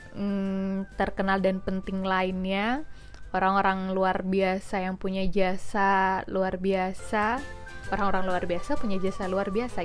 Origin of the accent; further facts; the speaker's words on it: Jember, East Java, Indonesia; moved away as an adult; now in Jakarta, Indonesia; aku tuh asli anak Jember, Jawa Timur.